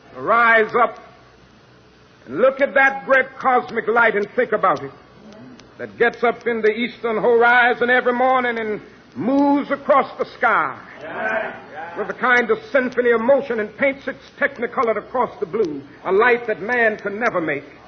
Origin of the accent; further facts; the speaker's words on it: Georgia, United States; my home state of Georgia